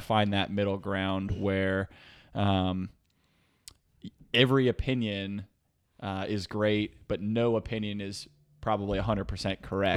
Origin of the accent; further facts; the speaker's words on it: Reading, Pennsylvania, United States; also born or lived in Texas; now in San Diego, United States; I grew up in a small town outside of a smaller town in Pennsylvania. So, uh, Redding, Pennsylvania